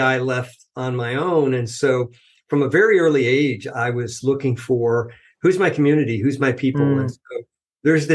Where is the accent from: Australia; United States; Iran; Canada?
United States; moved away as an adult; also born or lived in New Jersey / the South; now in Washington, United States; I grew up outside of New York City